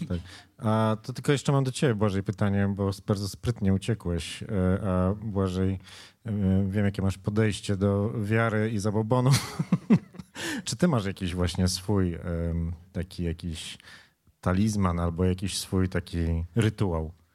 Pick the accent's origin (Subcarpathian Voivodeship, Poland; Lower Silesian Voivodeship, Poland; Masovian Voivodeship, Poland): Lower Silesian Voivodeship, Poland; a village near Wrocław; moved away; ja się wychowywałem pod Wrocławiem w takiej wsi